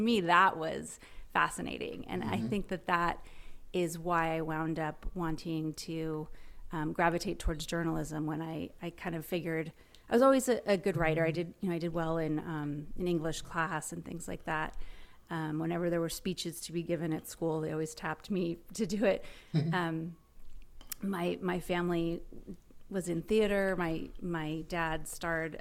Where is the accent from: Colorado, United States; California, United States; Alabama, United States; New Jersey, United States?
California, United States; Los Angeles; I grew up in Hollywood, and my parents were in the entertainment business.